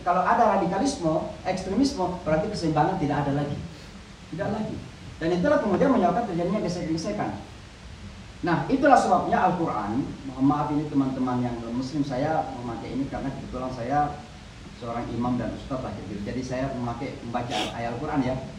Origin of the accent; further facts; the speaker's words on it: Indonesia; moved away as an adult; also born or lived in Pakistan / Saudi Arabia; now in New York, United States; saya memang sudah meninggalkan Indonesia ini sejak umur 18 tahun. Jadi sejak tamat di pesantren, saya kuliah di Pakistan 7 tahun, mengajar di Saudi 2 tahun